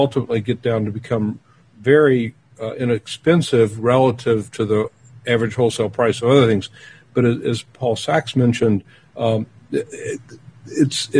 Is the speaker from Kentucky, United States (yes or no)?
yes; Louisville, Kentucky, United States; where I grew up in Kentucky and Louisville